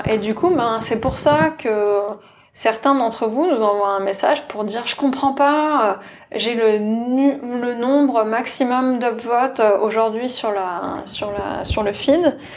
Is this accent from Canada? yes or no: no; France; je suis française